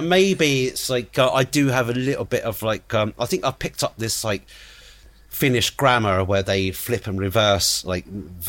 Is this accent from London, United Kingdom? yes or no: yes; London, United Kingdom; born there; even though I was born living in London, and I couldn't.